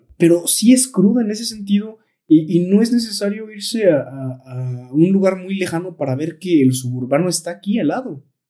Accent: Tolimán, Querétaro, Mexico; nosotros que somos de Tolimán

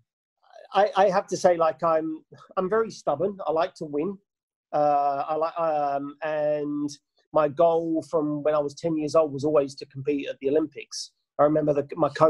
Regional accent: England, United Kingdom; moved away as an adult; also born or lived in New Zealand / Japan; now in Australia; We're both English.

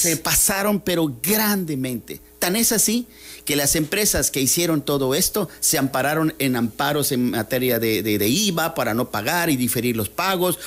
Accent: Mexico; todos somos mexicanos

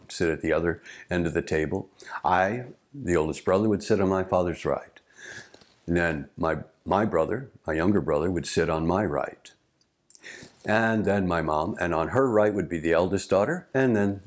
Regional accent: St. Louis, Missouri, United States; where I grew up in St. Louis.

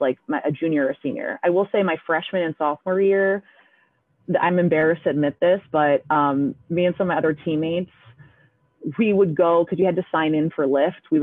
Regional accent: Albany Colonie area, Capital Region, New York, United States; moved away as an adult; now in Poughkeepsie, United States; I'm from the Albany Colony area in the Capital Region.

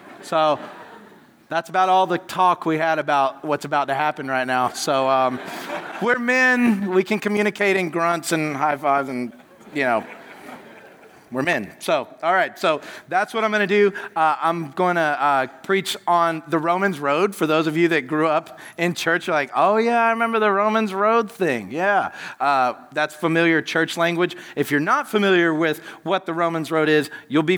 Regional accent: United States; I'm American, I'm loud, forgive me, and my accent is stuck this way forever

